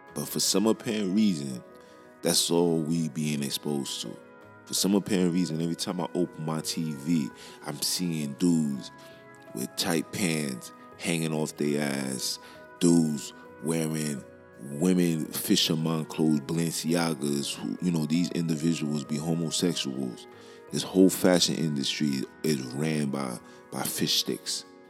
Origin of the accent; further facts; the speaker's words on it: New York, United States; I'm from Brooklyn